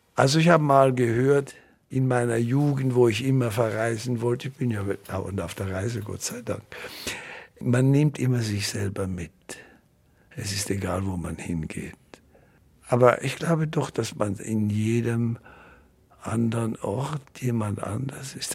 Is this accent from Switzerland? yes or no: yes; Winterthur, Zurich, Switzerland; moved away as an adult; also born or lived in Basel / Munich / Vienna; Ich habe Wurzeln in Winterthur, da habe ich ja meine Kindheit verbracht